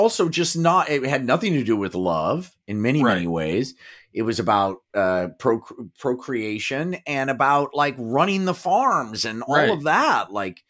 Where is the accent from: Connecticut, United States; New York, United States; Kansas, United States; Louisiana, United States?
Kansas, United States; We're from Kansas.